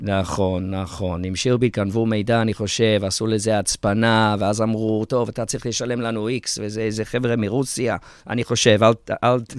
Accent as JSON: {"language": "Hebrew", "region": "England", "country": "United Kingdom", "tie": "born or raised there", "moved": "as an adult", "lives_now": "Israel", "said": "אני יליד ישראל, אבל גדלתי באנגליה"}